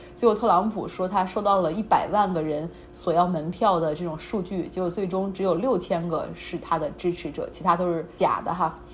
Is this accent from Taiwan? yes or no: no; China; 我们中国人